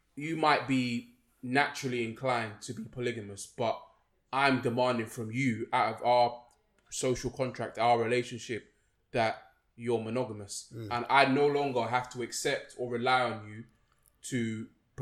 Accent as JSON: {"language": "English", "region": "London", "country": "United Kingdom", "said": "I'm from Wembley"}